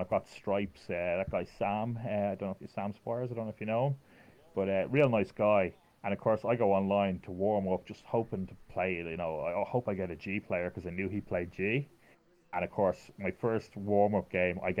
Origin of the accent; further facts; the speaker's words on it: Ireland; me being Irish